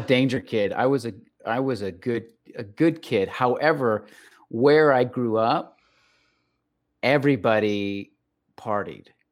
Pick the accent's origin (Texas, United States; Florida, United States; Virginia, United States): Texas, United States; El Paso; I was raised in El Paso, Texas, which is on the border with Mexico